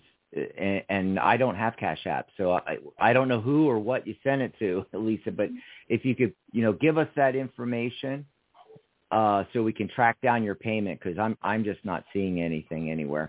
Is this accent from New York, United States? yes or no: no; Pennsylvania, United States; moved away as an adult; also born or lived in Seattle / Lake Stevens, Washington / San Francisco / Los Angeles; now in Tucson, United States; I escaped Pennsylvania when I was 18